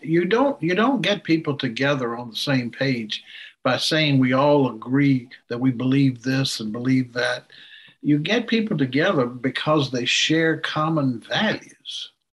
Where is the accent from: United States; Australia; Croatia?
United States; Yes, it's part of American democracy, but I also do it because my value system won't let me